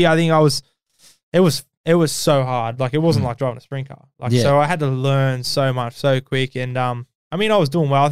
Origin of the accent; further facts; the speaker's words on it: Australia; I'm Australian